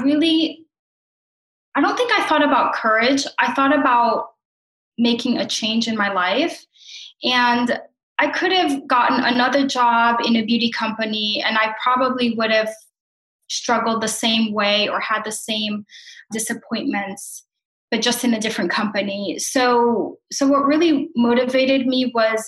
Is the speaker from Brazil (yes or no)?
yes; Brazil; moved away; I am from Brazil and I came here